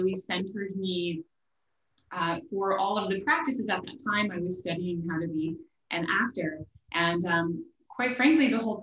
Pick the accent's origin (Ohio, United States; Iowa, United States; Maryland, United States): Iowa, United States; Des Moines; moved away as an adult; also born or lived in Long Island, New York; I'm from Iowa originally. I'm from Des Moines, Iowa